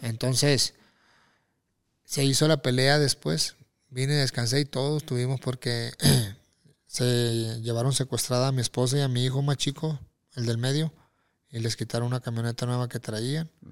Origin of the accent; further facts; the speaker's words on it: Mexico; also born or lived in Tijuana; yo lo festejo como mexicano.